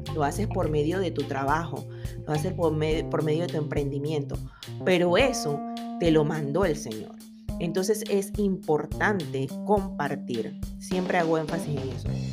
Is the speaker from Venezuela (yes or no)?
no; Panama; yo soy buena panameña